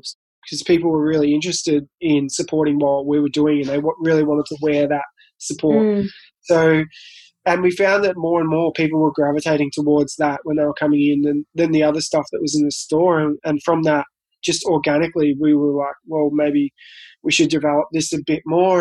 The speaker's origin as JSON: {"language": "English", "town": "Colac", "region": "Victoria", "country": "Australia", "said": "I'm from Colac, which is a country town past Geelong."}